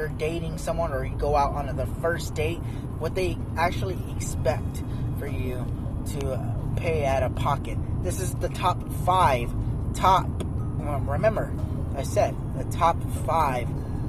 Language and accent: English; Arizona, United States; now in Oregon, United States; I'm from Arizona.